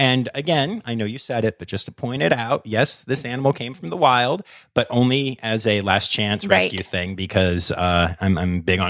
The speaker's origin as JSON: {"language": "English", "region": "Pennsylvania", "country": "United States", "said": "So I'm from Pennsylvania."}